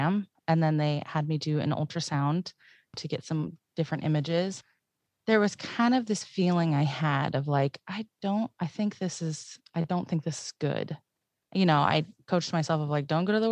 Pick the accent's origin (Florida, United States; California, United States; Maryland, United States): California, United States; Paradise; I'm from Paradise